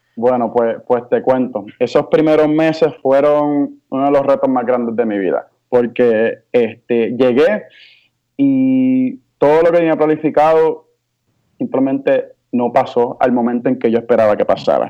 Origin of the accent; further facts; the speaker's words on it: Bayamón, Puerto Rico; also born or lived in Hawaii / Humacao; vine con mi madre a Puerto Rico y comencé a criarme, o sea, mi crianza fue en Puerto Rico.